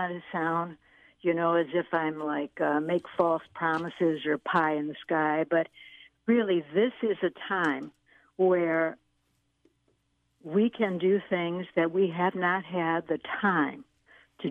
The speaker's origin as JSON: {"language": "English", "town": "Chicago", "region": "Illinois", "country": "United States", "tie": "born or raised there", "moved": "yes", "said": "my hometown, Chicago"}